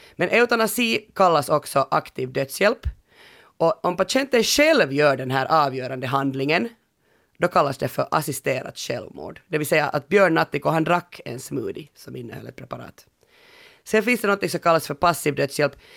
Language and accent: Swedish; Finland; hemma i Finland